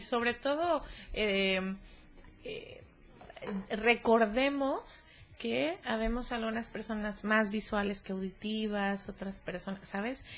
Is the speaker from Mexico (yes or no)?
yes; Cuernavaca, Morelos, Mexico; yo soy de Cuernavaca